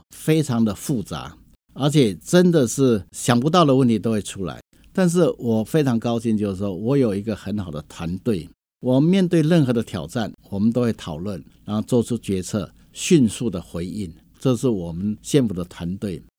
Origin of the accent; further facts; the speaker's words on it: Hsinchu County, Taiwan; 我们是土生土 长在新竹县这一块土地